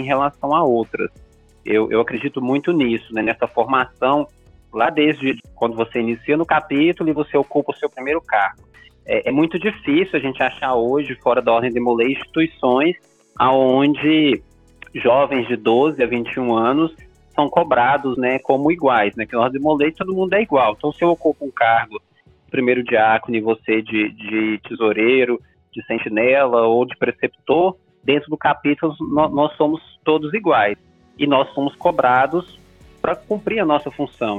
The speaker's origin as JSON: {"language": "Portuguese", "region": "Minas Gerais", "country": "Brazil", "lives_now": "Belo Horizonte, Brazil", "said": "como bom mineiro"}